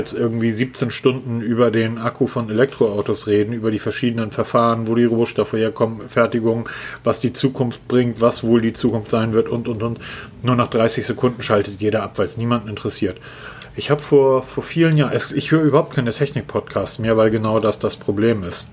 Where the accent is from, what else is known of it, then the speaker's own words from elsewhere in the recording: Northern Germany, Germany; für mich als Norddeutscher